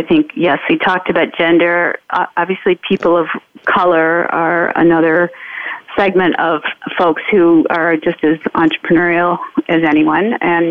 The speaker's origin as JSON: {"language": "English", "town": "Detroit", "region": "Michigan", "country": "United States", "tie": "born or raised there", "moved": "yes", "said": "I come from Detroit"}